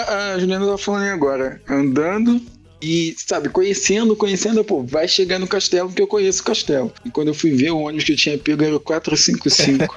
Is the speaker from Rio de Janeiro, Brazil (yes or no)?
yes; Rio de Janeiro, Brazil; Eu vivi a vida inteira no Gouveia, né? Até os 15 anos